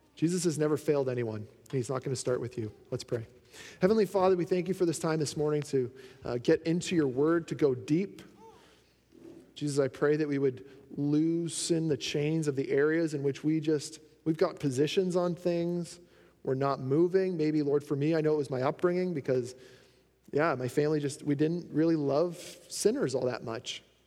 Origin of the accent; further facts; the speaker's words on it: Canada; being a Canadian is awesome